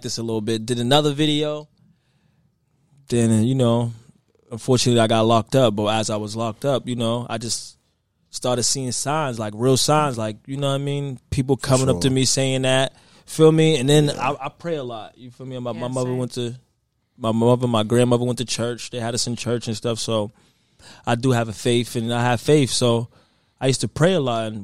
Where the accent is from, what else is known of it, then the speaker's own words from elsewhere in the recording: Boston, Massachusetts, United States; I'm from Roxbury in Boston